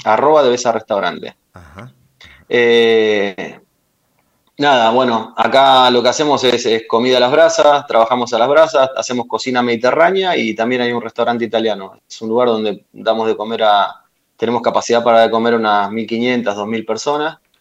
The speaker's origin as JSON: {"language": "Spanish", "town": "Ensenada", "region": "Buenos Aires Province", "country": "Argentina", "tie": "born or raised there", "also_born_or_lived": "La Plata", "moved": "yes", "lives_now": "Valencia, Spain", "said": "nací en Ensenada. Eh, en Ensenada me crié en Cambacere."}